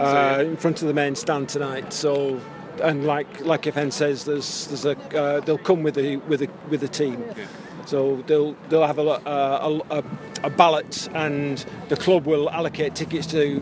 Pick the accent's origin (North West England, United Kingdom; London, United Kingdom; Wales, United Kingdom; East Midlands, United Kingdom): North West England, United Kingdom; Oldham; accent: northern English; My parents moved to Oldham. Right. So I was born and bred in Oldham, so I'm an Oldham Athletic fan.